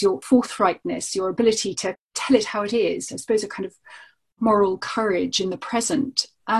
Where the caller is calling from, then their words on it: East of England, United Kingdom; Well, I'm in Norfolk, so I can empathise with the rolling fields